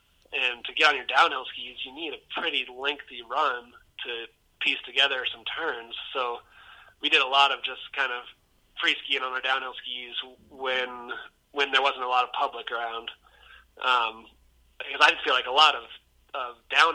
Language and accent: English; Olympic Valley, California, United States; growing up in Squaw